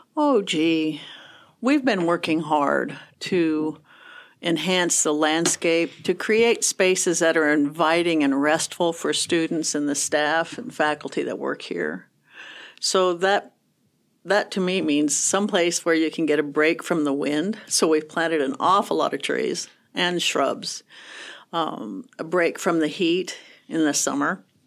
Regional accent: Kearney, Nebraska, United States; also born or lived in Southeast United States / Chadron, Nebraska; Grew up in Kearney, um, graduated from Kearney State

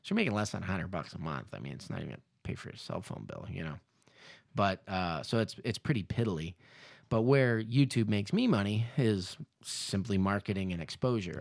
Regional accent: Southern California, United States; moved away; also born or lived in Indonesia; I grew up in Southern California

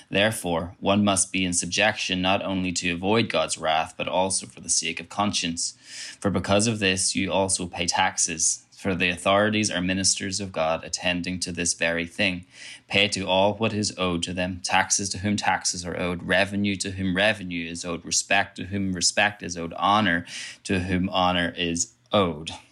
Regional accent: Ireland; I'm, I'm from Ireland, as I've already said. I got, actually have two passports one that says I'm Irish, one that says I'm British.

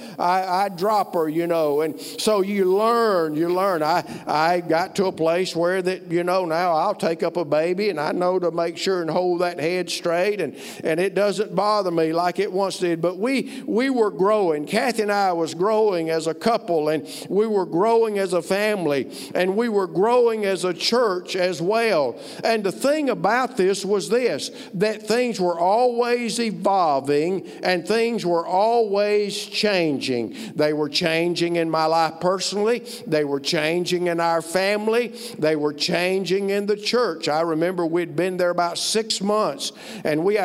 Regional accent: Alabama, United States; moved away as an adult; also born or lived in Ohio; I'm from Alabama

